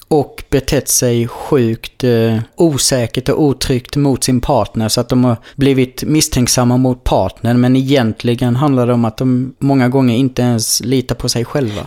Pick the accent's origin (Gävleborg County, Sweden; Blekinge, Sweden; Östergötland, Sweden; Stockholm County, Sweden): Blekinge, Sweden; moved away as an adult; jag kommer från Blekinge